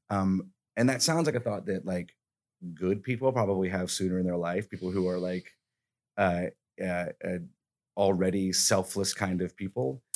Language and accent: English; Alabama, United States; moved away; I'm from Alabama